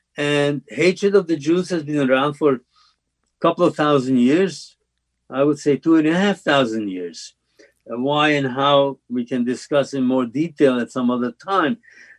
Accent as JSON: {"language": "English", "country": "Slovakia", "tie": "born or raised there", "moved": "yes", "lives_now": "United States", "said": "when I was growing up in Czechoslovakia and Slovakia"}